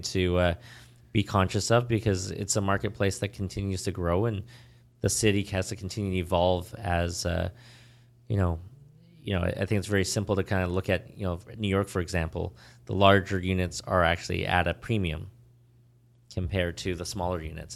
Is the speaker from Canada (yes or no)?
yes; Vancouver, British Columbia, Canada; also born or lived in Ontario; now in Toronto, Canada; growing up in Vancouver